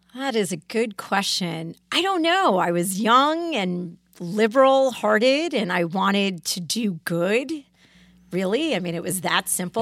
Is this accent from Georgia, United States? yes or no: no; Greenwich, Connecticut, United States; I grew up in Cascade, which is a part of Greenwich, Connecticut